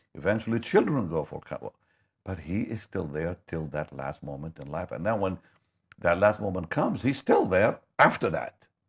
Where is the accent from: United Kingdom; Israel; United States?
Israel; moved away; also born or lived in Toronto; I'm from Israel